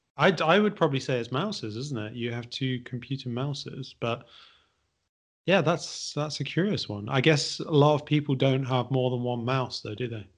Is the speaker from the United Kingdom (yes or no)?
yes; Midlands, United Kingdom; I'm from the Midlands